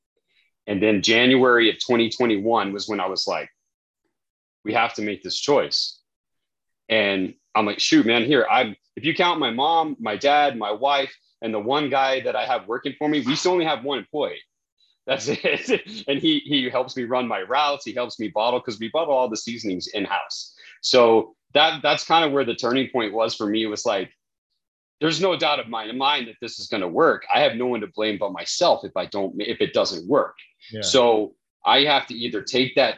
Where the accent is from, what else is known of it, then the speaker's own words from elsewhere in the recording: New Mexico, United States; I'm from New Mexico, so that's what we eat here